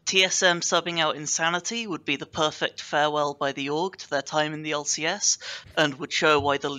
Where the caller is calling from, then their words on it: United Kingdom; I am calling from the United Kingdom.